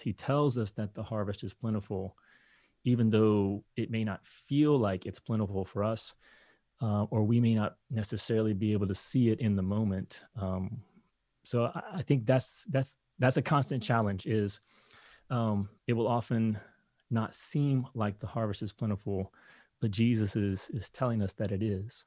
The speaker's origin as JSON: {"language": "English", "region": "Kentucky", "country": "United States", "tie": "born or raised there", "moved": "yes", "said": "I grew up in Kentucky"}